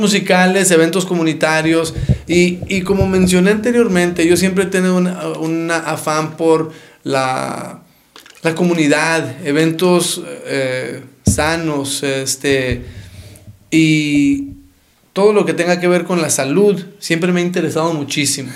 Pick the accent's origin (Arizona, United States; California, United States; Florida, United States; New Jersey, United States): Arizona, United States; Phoenix; also born or lived in Nogales / Dallas, Texas; now in Tucson, United States; yo soy de Nogales, este, nacido en Nogales, criado en Phoenix y este, educado en Tucson